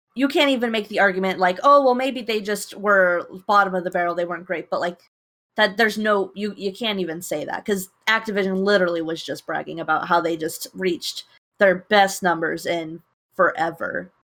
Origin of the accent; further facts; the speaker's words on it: United States; I'm just an American